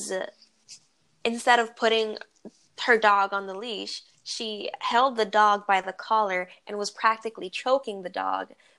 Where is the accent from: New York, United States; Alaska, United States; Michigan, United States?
New York, United States; moved away; also born or lived in New Jersey; I was raised more in New York